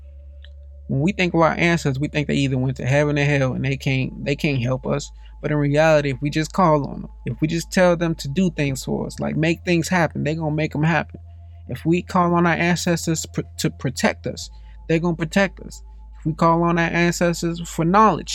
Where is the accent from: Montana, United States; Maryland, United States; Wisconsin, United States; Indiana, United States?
Indiana, United States; Gary; I didn't meet too many white people growing up in Gary, Indiana